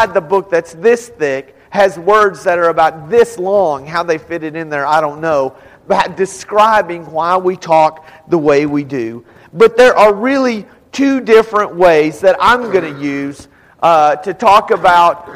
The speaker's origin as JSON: {"language": "English", "region": "Texas and New Mexico and the South", "country": "United States", "said": "we're from Texas and New Mexico and the South. And so most of us would say you all"}